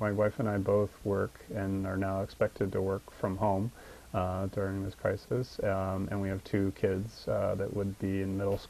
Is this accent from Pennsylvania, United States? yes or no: yes; Pennsylvania, United States; moved away as an adult; also born or lived in Washington, D.C. / San Francisco Bay Area; I didn't grow up in this area of Pennsylvania, but I'm back in my home state